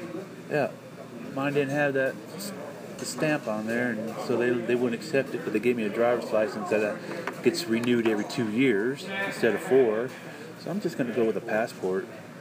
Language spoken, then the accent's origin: English; Illinois, United States; now in New Mexico, United States; I ordered it from the county that I was born in Illinois.